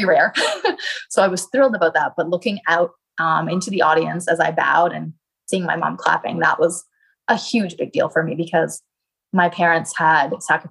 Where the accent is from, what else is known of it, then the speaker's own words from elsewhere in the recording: Canada; my home country of Canada